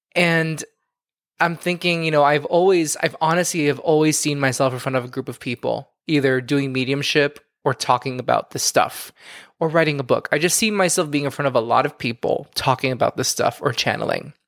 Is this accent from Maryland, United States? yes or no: no; Miami, Florida, United States; now in New York City, United States; I'm from Miami